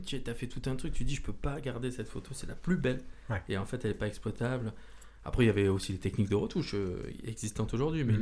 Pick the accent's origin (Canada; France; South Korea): France; Marseille, Provence-Alpes-Côte d'Azur; now in Orléans, France; je viens de Marseille, j'arrive ici dans notre belle ville d'Orléans